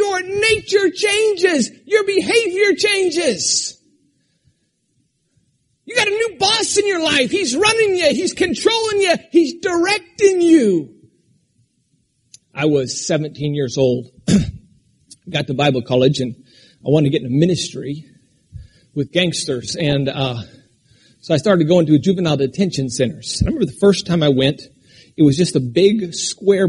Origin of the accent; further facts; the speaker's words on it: Alaska, United States; moved away; I grew up in Alaska where we were taught not to cry